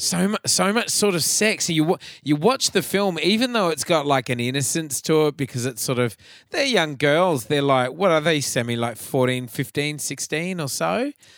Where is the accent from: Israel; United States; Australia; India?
Australia; Atherton, Queensland; my hometown of Atherton up north